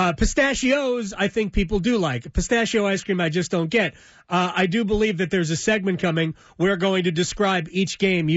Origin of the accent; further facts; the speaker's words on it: New Jersey, United States; moved away; I grew up in Jersey.